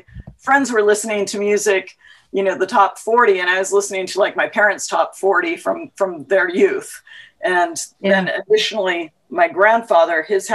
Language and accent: English; San Diego, California, United States; I was born in San Diego, California